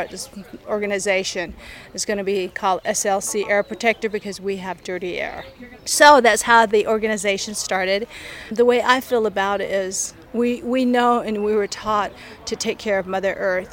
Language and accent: English; Bluff, Utah, United States; I'm from San Juan County, so I am from Bluff. This place is just like, I love this place. This is my hometown.